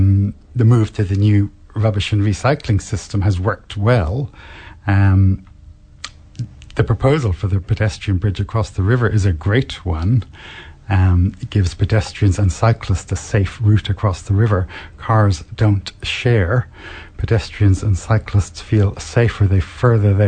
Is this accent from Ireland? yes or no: yes; Ireland; moved away as an adult; also born or lived in Wales / Christchurch, New Zealand; now in Hamilton, New Zealand; I came from Ireland